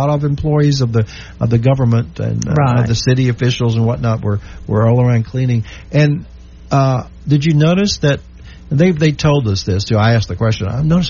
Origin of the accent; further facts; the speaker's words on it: Louisiana, United States; they asked me, where are you from? I said, USA. He says, good. Where in USA? I said, Louisiana.